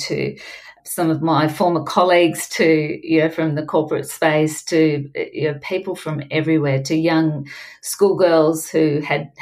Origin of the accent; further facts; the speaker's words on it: Melbourne, Victoria, Australia; my hometown